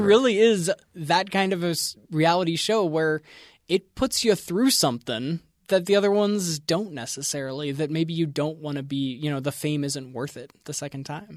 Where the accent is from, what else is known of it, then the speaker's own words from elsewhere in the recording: East Coast, United States; I grew up on the East Coast